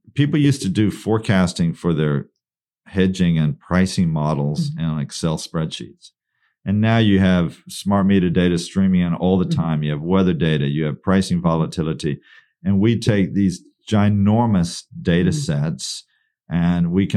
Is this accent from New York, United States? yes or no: no; Texas, United States; I'm from Texas.